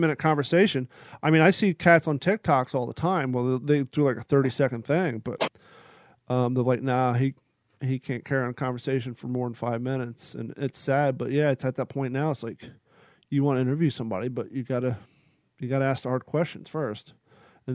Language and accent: English; Kentucky, United States; growing up in Kentucky